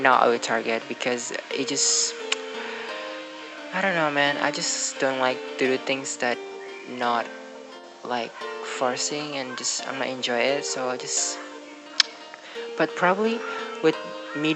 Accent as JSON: {"language": "English", "country": "Indonesia", "second_language": "English", "said": "English is not my first language. It's not my native language. So I'm from Indonesia"}